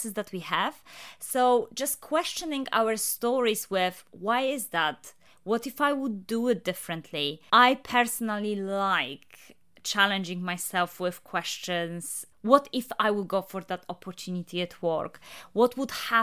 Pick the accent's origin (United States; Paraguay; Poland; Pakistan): Poland; moved away as an adult; now in United Kingdom; I'm Polish, but I have been living in the UK for the last 15 years.